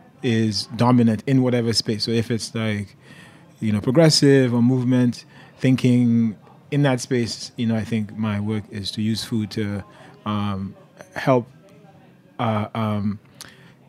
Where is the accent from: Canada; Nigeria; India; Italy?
Nigeria; also born or lived in Detroit, United States; now in United States; I'm a Nigerian. I'm an immigrant